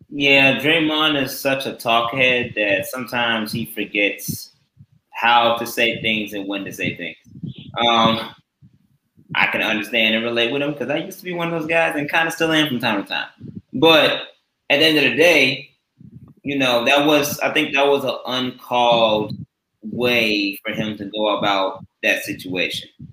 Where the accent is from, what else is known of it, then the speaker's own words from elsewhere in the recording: Oswego, Illinois, United States; I'm from Oswego